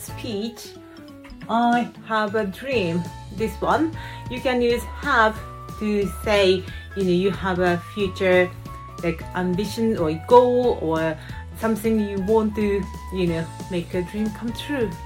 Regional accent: Japan; us Japanese people

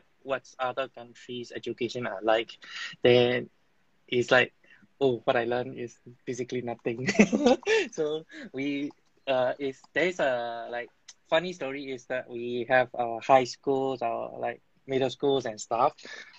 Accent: Myanmar; When I was a kid, it's still under the military rule. When I just started school, also, it's under the military rule.

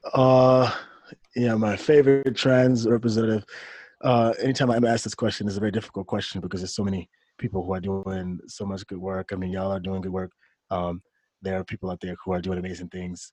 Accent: Detroit, Michigan, United States; moved away as an adult; also born or lived in South Korea; I'm from Detroit, Michigan.

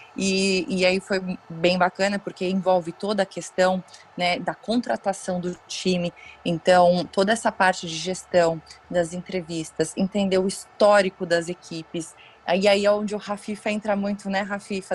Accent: São Paulo, Brazil; eu sou aqui de São Paulo, meu pai é São Paulino Roxo, eu moro do lado aqui do estádio, enfim, cresci nessa dentro do clube

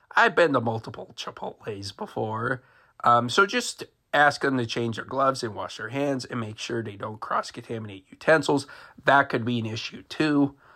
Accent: Marysville, Ohio, United States; Marysville, Ohio, my hometown

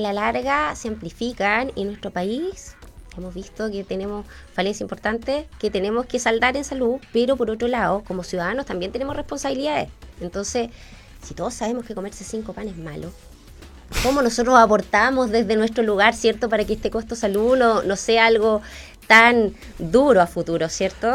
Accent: Chile; tenemos como chilenos

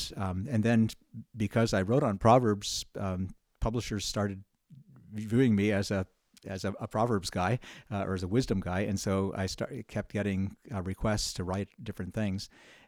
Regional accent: New York, United States; Well, I grew up in New York State, a small town in the mountains.

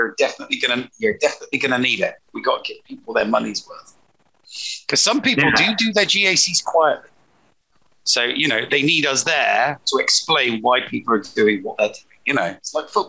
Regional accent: England, United Kingdom; I'm English.

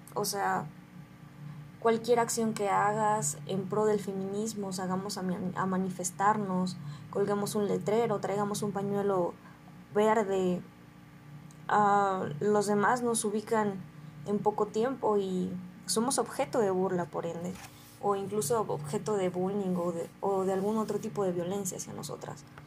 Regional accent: Guadalajara, Jalisco, Mexico; moved away as an adult; now in Lagos de Moreno, Mexico; yo soy oriunda de Guadalajara y estoy en Lagos de Moreno gracias a que estudio en la universidad

